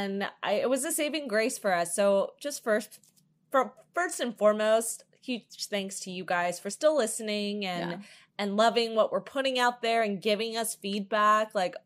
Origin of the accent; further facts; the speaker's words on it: New Jersey, United States; moved away; I'm from Jersey. In case for any new listeners, we're both from the East Coast.